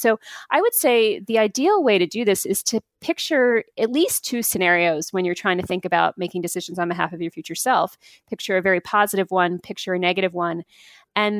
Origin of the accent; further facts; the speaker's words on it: United States; being an American myself